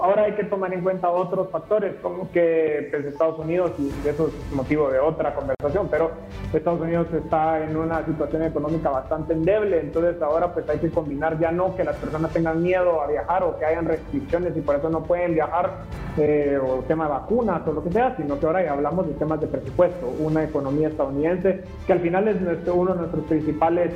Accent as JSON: {"language": "Spanish", "country": "Guatemala"}